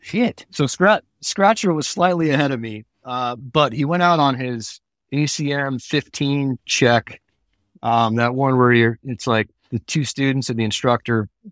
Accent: Bay Area, California, United States; I grew up in the Bay Area

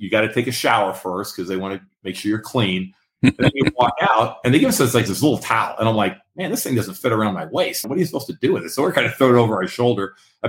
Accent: up near San Francisco, California, United States; I'm from California, up near San Francisco.

